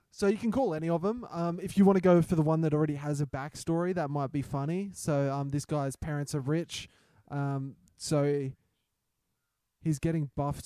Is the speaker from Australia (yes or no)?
yes; Australia; I'm the Australian Kevin Hart